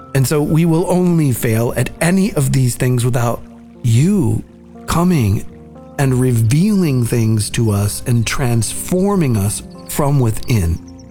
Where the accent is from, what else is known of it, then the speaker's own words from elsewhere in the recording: Nicaragua; I'm from Nicaragua